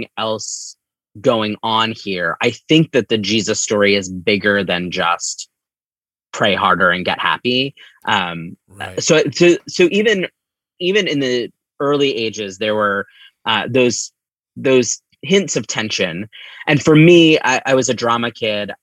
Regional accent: Upper Black Eddy, Pennsylvania, United States; I grew up in Upper Black Eddy, which is right on the border of New Jersey between New Hope and Easton

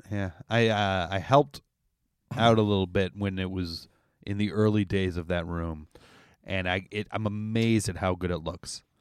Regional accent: Canada; as a Canadian

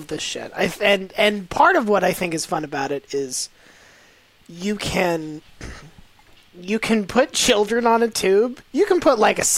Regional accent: Florida, United States; I grew up in Florida.

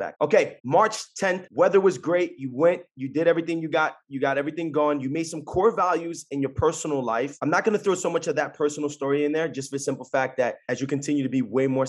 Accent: Jersey City, New Jersey, United States; I'm from Jersey City

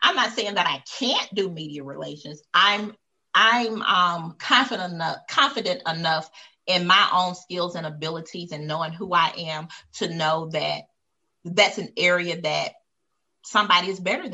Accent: United States; I was born in America

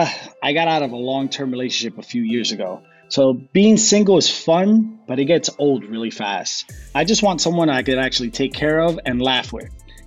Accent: New Jersey, United States; also born or lived in Colombia; now in Los Angeles, United States; I'm 30 years old. I'm originally from Colombia, but I was raised in Jersey.

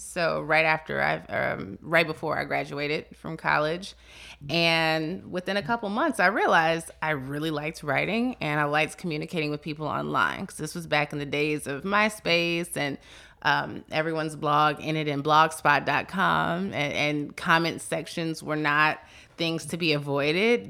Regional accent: Chicago, Illinois, United States; moved away; I'm originally from Chicago

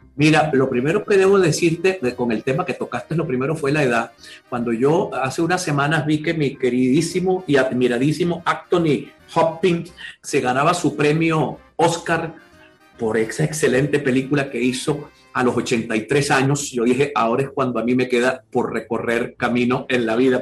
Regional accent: Maracaibo, Zulia, Venezuela; yo nací y viví hasta los 18 años en mi barrio natal, de Sierra Maestra

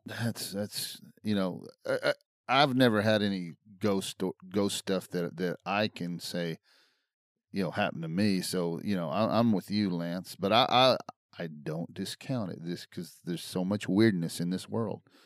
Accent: Brownwood, Texas, United States; where I grew up in Brownwood, right. Texas

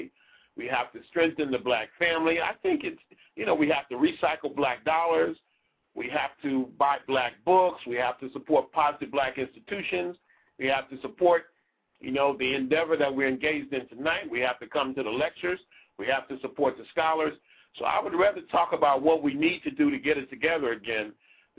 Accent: California Bay Area, United States; 510 is the California Bay Area. That's Oakland, Berkeley, San Francisco. That's the area I spent a lot of my youth in. I'm from California.

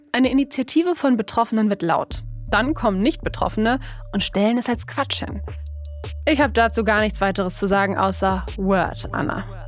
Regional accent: Duisburg, North Rhine-Westphalia, Germany; in meiner Heimatstadt Duisburg

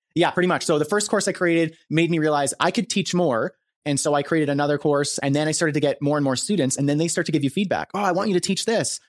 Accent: Canada; I'm a Canadian, uh, freelancer, marketer, entrepreneur, creator

